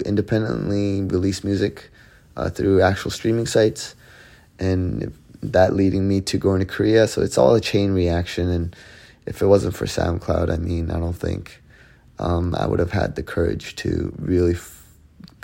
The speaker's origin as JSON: {"language": "English", "country": "Canada", "tie": "born or raised there", "said": "Growing up in Canada, was influenced by a lot of the Western culture, Western music, and what we thought as a young kid in Canada"}